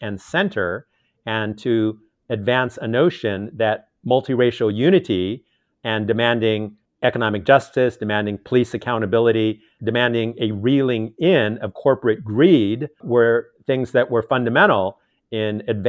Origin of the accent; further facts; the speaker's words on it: Los Angeles, California, United States; I was born and raised in Los Angeles